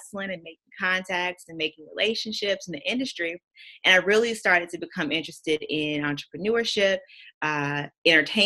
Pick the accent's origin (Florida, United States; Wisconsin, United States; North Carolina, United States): North Carolina, United States; moved away as an adult; also born or lived in New York; I'm originally from North Carolina. I did all my schooling in North Carolina